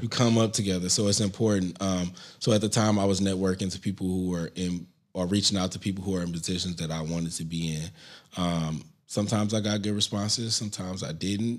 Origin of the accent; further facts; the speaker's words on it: St. Louis, Missouri, United States; moved away as an adult; now in New York City, United States; I'm still from Saint Louis